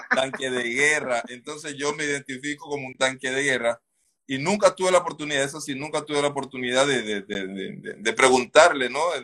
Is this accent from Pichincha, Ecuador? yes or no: no; Esmeraldas, Ecuador; nosotros nos conocemos, así rapidito les cuento, desde el colegio. Nosotros somos de Esmeralda